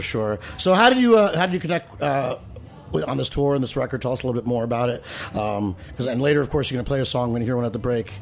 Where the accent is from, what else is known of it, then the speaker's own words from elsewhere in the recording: New Jersey, United States; now in New York City, United States; I grew up in in New Jersey, which is only 30 minutes from here